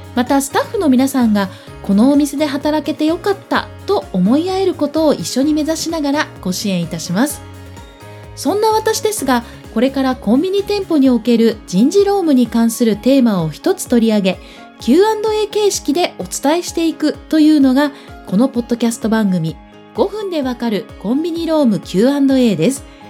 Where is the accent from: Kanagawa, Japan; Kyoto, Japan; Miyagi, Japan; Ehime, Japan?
Ehime, Japan; now in Tokyo, Japan; 千九百七十九年五月、愛媛県生まれですが、現在は東京拠点に全国で活動しています。